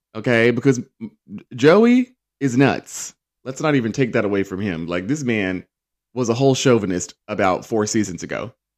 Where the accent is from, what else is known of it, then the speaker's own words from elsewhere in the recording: United Kingdom; we say